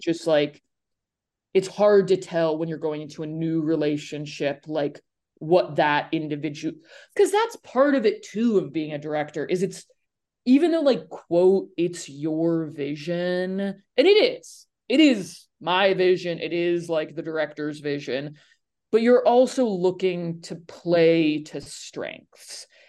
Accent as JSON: {"language": "English", "town": "Nashville", "region": "Tennessee", "country": "United States", "said": "I'm from Nashville"}